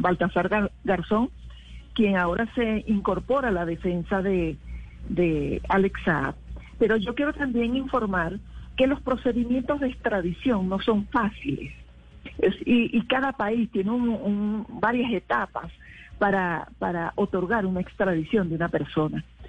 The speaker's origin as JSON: {"language": "Spanish", "country": "Venezuela", "moved": "as an adult", "lives_now": "Colombia"}